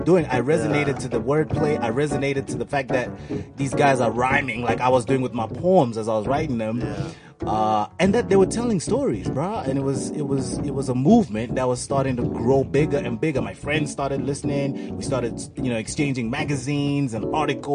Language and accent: English; Harare, Zimbabwe; I grew up in Harare in Zimbabwe